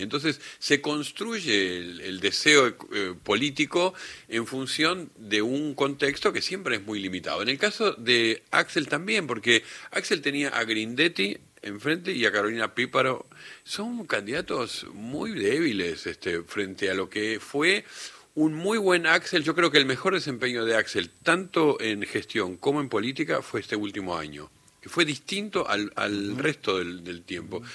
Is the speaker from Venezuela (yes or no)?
no; Uruguay; now in Argentina; yo que soy uruguayo, y recuerdo que cuando vine acá, a, en los, en los setenta